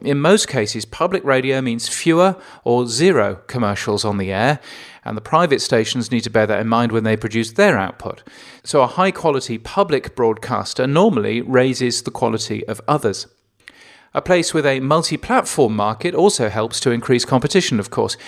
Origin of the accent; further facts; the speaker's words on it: England, United Kingdom; as an Englishman, I'm inherently lazy